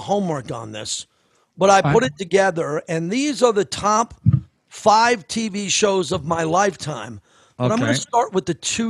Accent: Massapequa, New York, United States; Jerry Seinfeld grew up in the same town I did. … I'm from Massapequa. Home of the Baldwin brothers, Jerry Seinfeld, Joey Buttafuoco

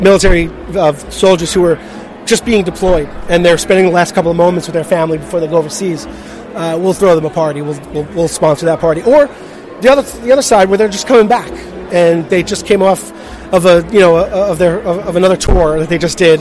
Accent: New Jersey, United States; I'm from New Jersey

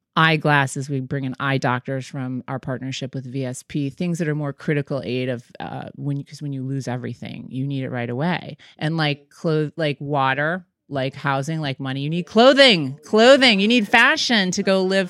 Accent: Michigan, United States; moved away; also born or lived in New York; I'm a hometown girl. I grew up in Michigan

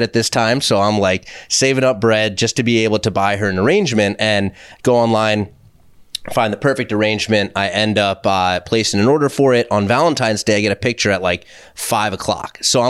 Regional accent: Vancouver, British Columbia, Canada; all right, I'm from Vancouver, so what's the best bagel in Manhattan?

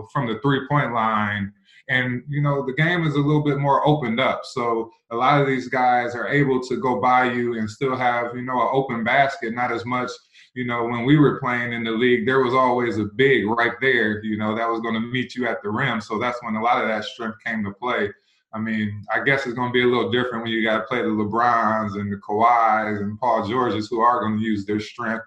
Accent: Indiana, United States; moved away as an adult; also born or lived in Buffalo, New York; now in Columbus, United States; I was born in Buffalo, New York. So when I got to Indiana and started playing in the third, fourth grade

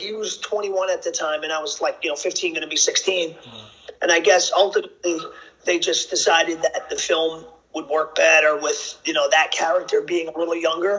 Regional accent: Yonkers, New York, United States; also born or lived in Bogota, Colombia; I was adopted and raised in and grew up in Yonkers, New York, which is like 20, 25 minutes outside the city. It's right next to the Bronx. Pretty much grew up in an Italian middle class family.

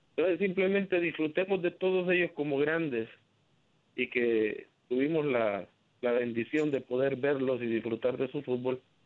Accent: El Salvador; now in Houston, United States; a mí como para salvadoreño

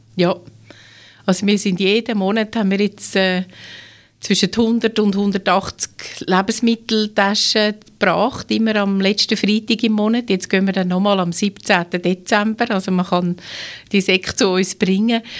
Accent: Switzerland; bei uns in der Schweiz

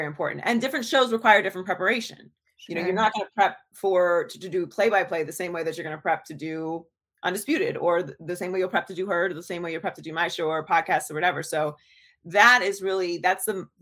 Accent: Pittsburgh, Pennsylvania, United States; also born or lived in Miami; now in Los Angeles, United States; I was born and raised in Pittsburgh, Pennsylvania

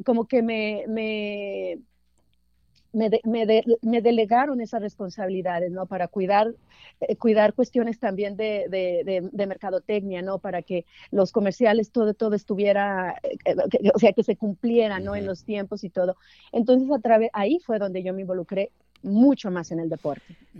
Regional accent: San Juan del Río, Durango, Mexico; now in Los Angeles, United States; Yo nací en, Durango, en, el, un municipio que se llama San Juan del Río, en la cuna de, Francisco Villa

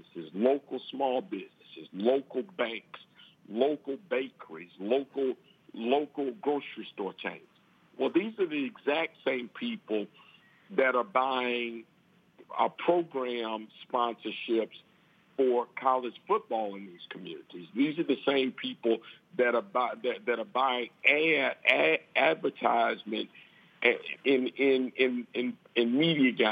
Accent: Alabama, United States; my home state, in the state of Alabama

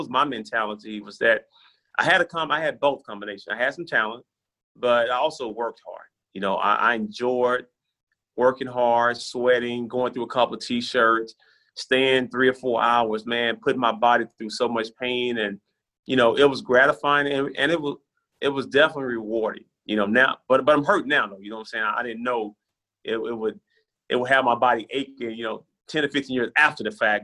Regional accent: Brownsville, Tennessee, United States; moved away; I love the state of Tennessee, and I love my hometown, Brownsville, Tennessee

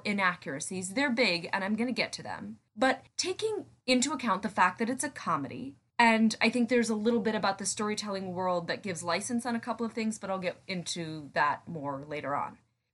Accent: Philadelphia, Pennsylvania, United States; I'm from Philadelphia

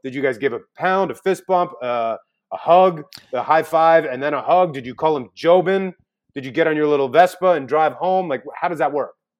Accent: New York, United States; moved away as an adult; now in Los Angeles, United States; New York, I grew up in New York. I live in Los Angeles, pretty much twenty years, twenty years

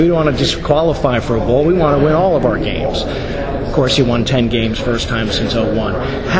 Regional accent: Princeton, New Jersey, United States; I grew up in Princeton.

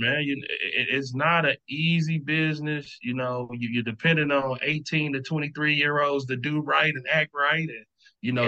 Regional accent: Milwaukee, Wisconsin, United States; moved away; I'm from Milwaukee, so I got a Midwest, you know, connections throughout the country

